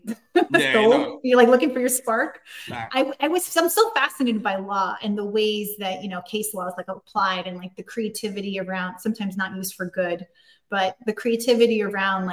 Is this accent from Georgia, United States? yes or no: no; New York City, New York, United States; I'm from Queens. I'm from Woodside